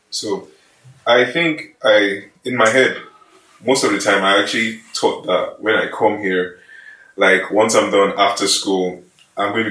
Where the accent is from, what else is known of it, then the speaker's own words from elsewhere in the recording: Kogi, Nigeria; moved away as an adult; now in Coventry, United Kingdom; So I'm a Nigerian. I'm a Nigerian by birth, and then I came here to the UK from Nigeria to study civil engineering